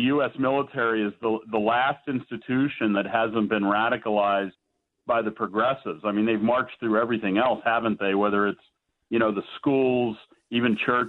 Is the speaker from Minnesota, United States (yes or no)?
no; Pittsburgh, Pennsylvania, United States; now in Washington, D.C., United States; And I'm from Pittsburgh, and I'm in Washington now.